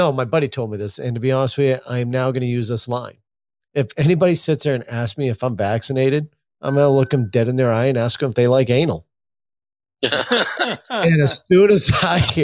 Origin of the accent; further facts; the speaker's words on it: Maine, United States; I'm from Maine